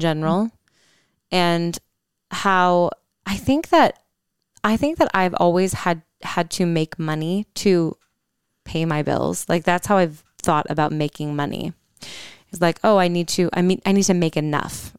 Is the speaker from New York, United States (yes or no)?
no; Holland, Michigan, United States; moved away; we're in my hometown right now. We're in Holland, Michigan